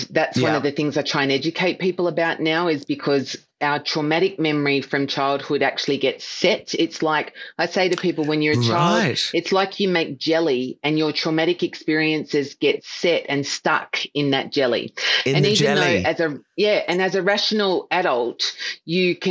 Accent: Melbourne, Victoria, Australia; I am the youngest of five children and I was born in Melbourne.

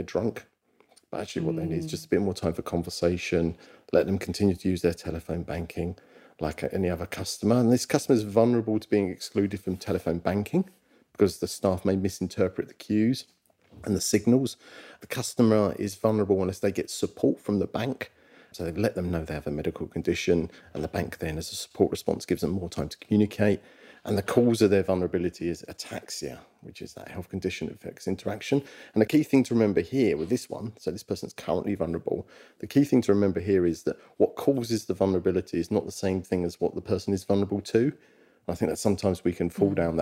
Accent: London, United Kingdom; I'm from Walthamstow, London

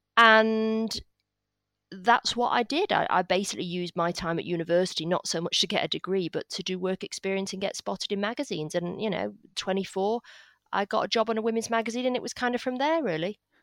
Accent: Salford, North West England, United Kingdom; accent: northern; I grew up in Salford in Manchester

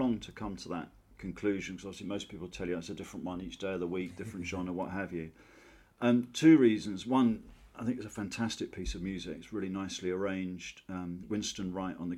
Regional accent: Maidstone, South East England, United Kingdom; born or raised there

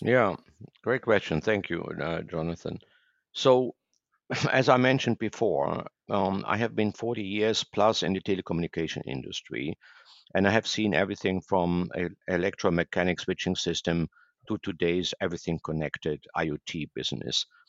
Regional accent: Germany; moved away as an adult; also born or lived in Asia; now in Boca Raton, United States; I'm originally from Germany

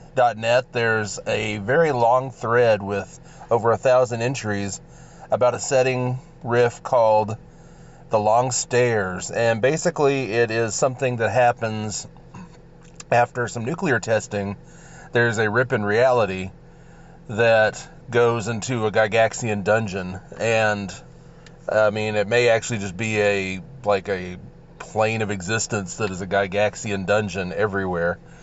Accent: Texas, United States; accent: drawl; I'm from Texas

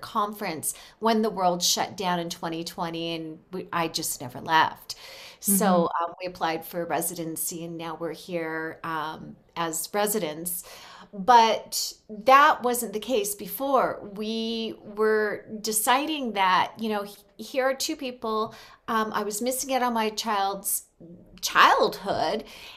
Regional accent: Los Angeles, California, United States; moved away as an adult; now in Mexico; we are from California

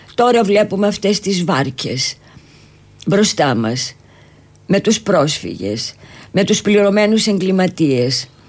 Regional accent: Athens, Attica, Greece; moved away as an adult; now in Cyprus; ήρθα πάλι στην ε, Αθήνα που ουσιαστικά είναι ο γενέθλιος τόπος μου ε. εδώ γεννήθηκα και μάλιστα στη Νέα Σμύρνη

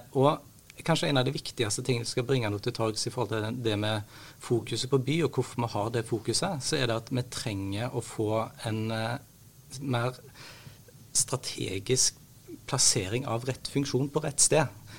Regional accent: Haugesund, Rogaland, Norway; jeg er en haugesunder

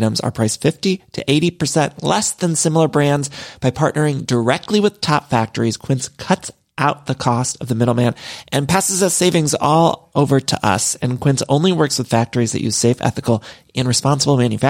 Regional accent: Midwest, United States; moved away as an adult; now in Los Angeles, United States

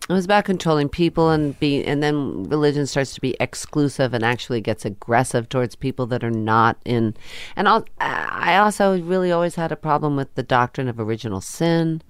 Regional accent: New Jersey, United States; also born or lived in Queens, New York; I grew up in Queens for a while, and then we moved to New Jersey

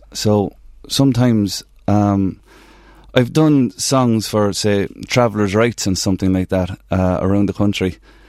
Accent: Navan, Leinster, Ireland; My two big loves growing up in Navan was Navan Amahanis and music.

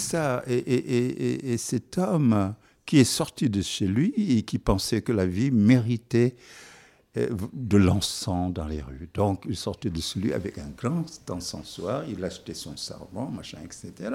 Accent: Senegal; first language Wolof; French is a second language; moved away; je suis toujours sénégalais

